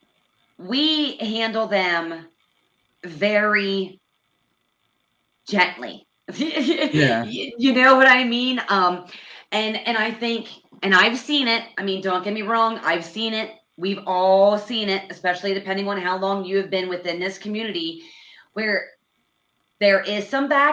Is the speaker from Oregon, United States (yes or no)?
no; Pennsylvania, United States; now in Indiana, United States; So we are both from Pennsylvania